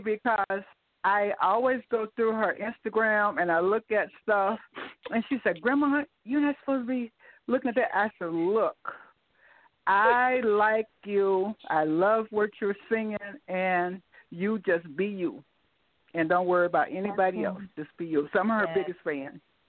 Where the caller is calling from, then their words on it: Kenosha, Wisconsin, United States; moved away as an adult; I'm calling from Hot Springs, Arkansas, by way. I came from back home about 4 years ago from Kenosha, Wisconsin, where Sabrina hails from.